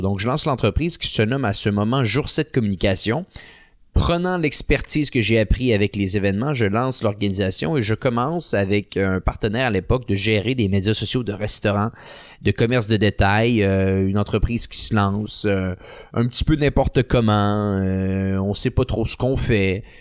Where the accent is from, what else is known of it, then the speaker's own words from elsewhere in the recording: Quebec City, Quebec, Canada; je viens de la ville de Québec